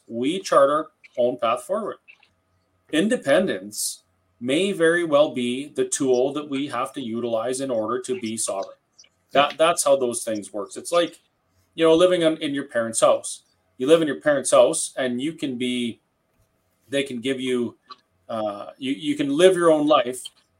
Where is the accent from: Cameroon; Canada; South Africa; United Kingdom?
Canada; as a Canadian, if you go abroad and you go to a pharmacy, say in Germany